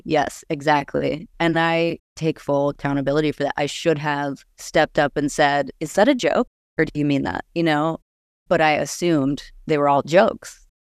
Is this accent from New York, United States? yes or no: no; Austin, Texas, United States; I am a musician from Austin, Texas